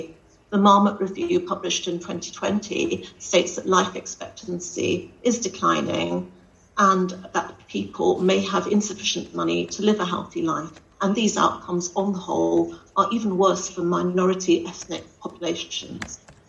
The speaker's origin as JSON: {"language": "English", "region": "London", "country": "United Kingdom", "tie": "born or raised there", "moved": "yes", "lives_now": "Newport, United Kingdom", "said": "I'm a BAME woman and I live in Newport. I grew up in London."}